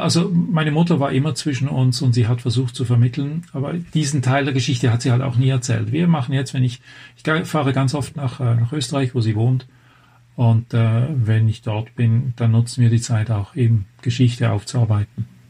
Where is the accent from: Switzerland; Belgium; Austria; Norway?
Switzerland; moved away as an adult; now in Germany; Kommen wir einfach von der anderen Seite der Grenze. Ich bin eigentlich Schweizer.